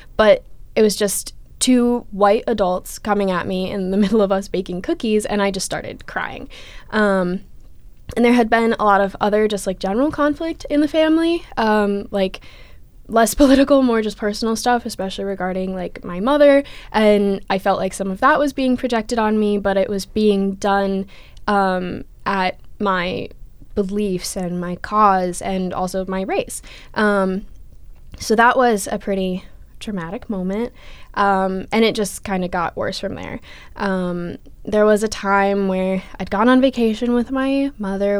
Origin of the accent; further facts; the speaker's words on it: Minneapolis, Minnesota, United States; moved away; I'm from Minneapolis, Minnesota